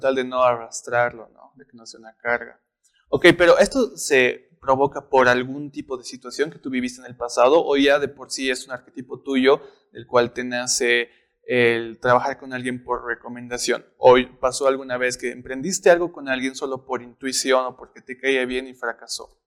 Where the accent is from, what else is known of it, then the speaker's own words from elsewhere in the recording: Bolivia; nosotros como bolivianos